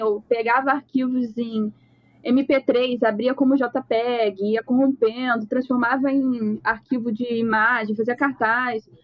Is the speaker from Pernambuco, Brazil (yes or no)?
no; Rio de Janeiro, Brazil; Eu sou do Rio de Janeiro, sou designer